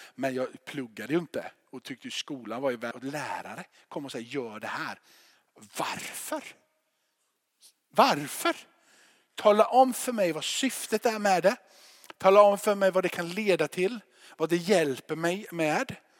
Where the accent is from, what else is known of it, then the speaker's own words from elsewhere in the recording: Rottne, Kronoberg County, Sweden; now in Gothenburg, Sweden; När jag flyttade här från Göteborg ner dit när jag var tio år